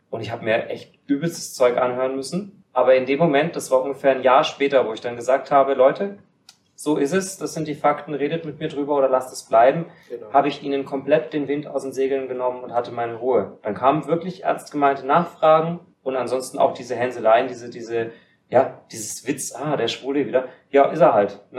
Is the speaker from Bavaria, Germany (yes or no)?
yes; Kaufbeuren, Bavaria, Germany; Ich komme aus Kaufbeuren mit 49.000 Einwohnern